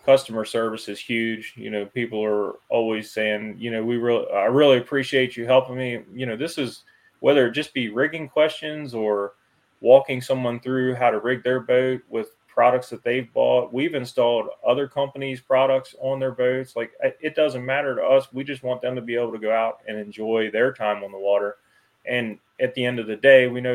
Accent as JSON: {"language": "English", "town": "Woodsboro", "country": "United States", "tie": "born or raised there", "said": "I grew up in Woodsboro, not too far from here"}